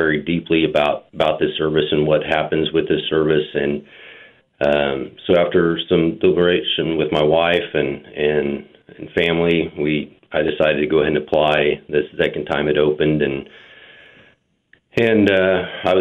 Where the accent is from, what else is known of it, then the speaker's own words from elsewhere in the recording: Wichita, Kansas, United States; I grew up in Wichita. Attended Wichita